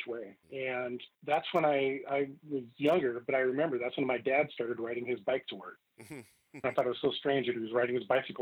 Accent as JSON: {"language": "English", "town": "Seattle", "region": "Washington", "country": "United States", "tie": "born or raised there", "said": "I was born and raised here in West Seattle, so I'm a fourth generation West Seattleite"}